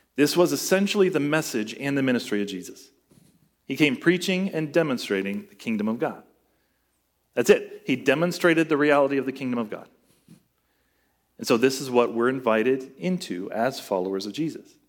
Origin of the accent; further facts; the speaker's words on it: United States; as American Christians